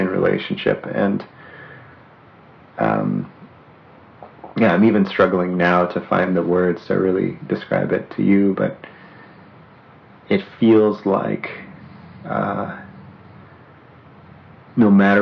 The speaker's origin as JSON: {"language": "English", "region": "northwestern Poland", "country": "Poland", "also_born_or_lived": "Southern California / Snoqualmie Valley", "moved": "yes", "said": "I can say I'm from northwestern Poland originally, or I can say I'm from Southern California because I lived there for a certain number of years."}